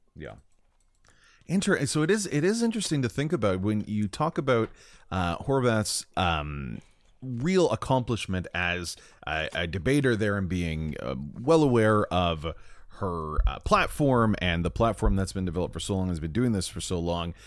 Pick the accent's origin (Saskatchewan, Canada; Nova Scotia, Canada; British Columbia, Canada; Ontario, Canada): Ontario, Canada; my hometown